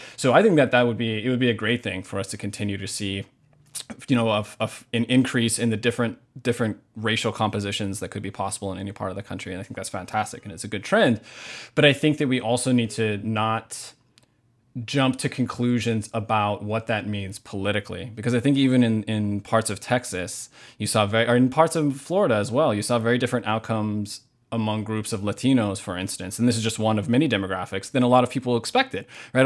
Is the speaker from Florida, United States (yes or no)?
no; Hamakua coast, Big Island of Hawaii, United States; now in Minneapolis, United States; I was born and raised in Hawaii.